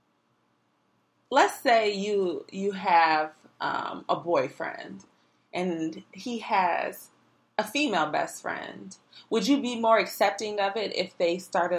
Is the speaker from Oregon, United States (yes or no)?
no; Detroit, Michigan, United States; we are from Detroit, 313